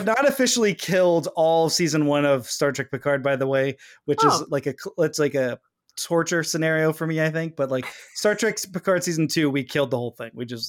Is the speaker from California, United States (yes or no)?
yes; California, United States; born there; As a native Californian, well, you know, I was born in California, let's just say. Not a native I'm not an indigenous person. I was born.